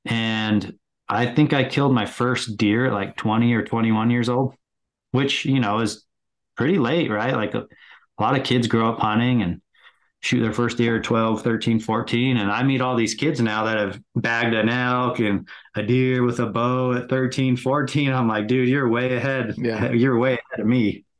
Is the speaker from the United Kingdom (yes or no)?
no; California, United States; So growing up in California, I was involved deeply in team sports.